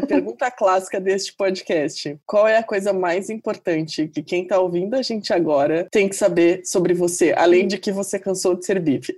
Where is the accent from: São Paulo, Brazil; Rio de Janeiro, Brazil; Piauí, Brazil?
São Paulo, Brazil; Santos; estou sendo santista bairrista